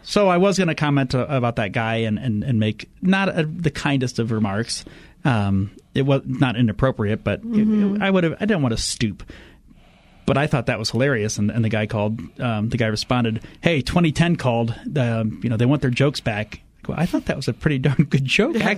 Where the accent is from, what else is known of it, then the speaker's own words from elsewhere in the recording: Fort Wayne, Indiana, United States; my hometown ECHL hockey team, the Fort Wayne Comets.